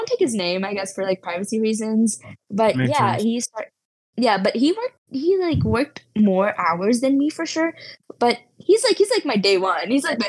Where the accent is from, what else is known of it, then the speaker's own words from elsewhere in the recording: India; now in United States; I moved from India to the US and that was really hard at first, but now I'm like settled and stuff like that.